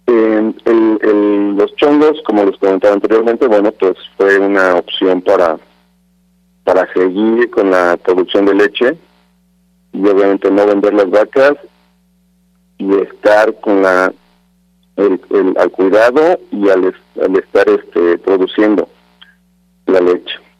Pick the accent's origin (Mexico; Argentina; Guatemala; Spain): Mexico; como mexicanos